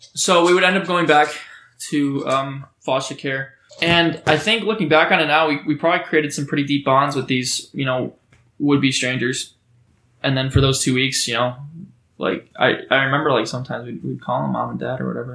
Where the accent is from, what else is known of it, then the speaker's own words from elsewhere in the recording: Oregon, Ohio, United States; also born or lived in Memphis, Tennessee; I grew up for the most part in a small town called Oregon. That's a, in Ohio, the greatest state